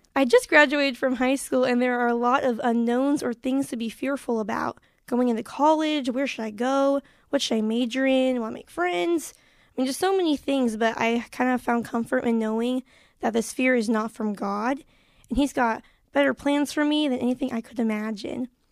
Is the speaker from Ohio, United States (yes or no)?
no; Marion, Illinois, United States; I'm from Marion, Illinois